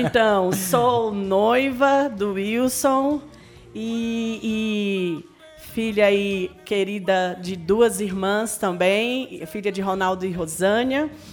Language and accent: Portuguese; Brasília, Federal District, Brazil; born or raised there; moved away as an adult; now in Anápolis, Brazil